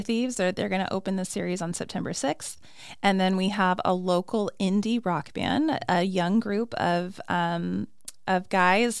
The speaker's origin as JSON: {"language": "English", "town": "Flagstaff", "region": "Arizona", "country": "United States", "also_born_or_lived": "Phoenix, Arizona", "said": "I'm originally from Flagstaff"}